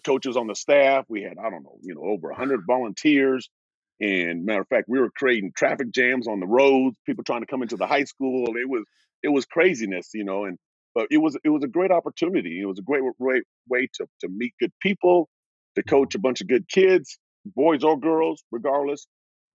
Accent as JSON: {"language": "English", "town": "Portland", "region": "Oregon", "country": "United States", "said": "I'm from Oregon, Portland, Oregon"}